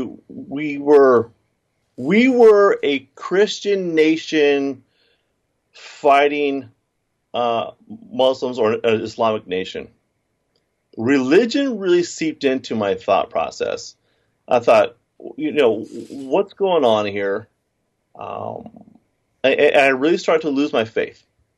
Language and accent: English; United States; I was born in America